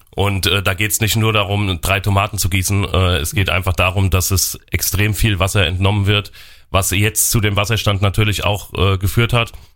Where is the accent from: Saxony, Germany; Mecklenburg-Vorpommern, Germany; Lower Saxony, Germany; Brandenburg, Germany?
Mecklenburg-Vorpommern, Germany; Mecklenburg Lake District; moved away; in die Mecklenburgische Seenplatte, was auch meine Heimat ist